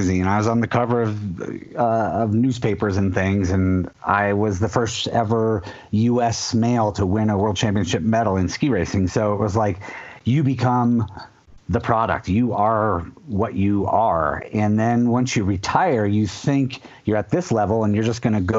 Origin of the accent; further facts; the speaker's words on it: Vermont, United States; I grew up in Vermont on the slopes of the Middlebury College Snow Bowl, tiny little ski area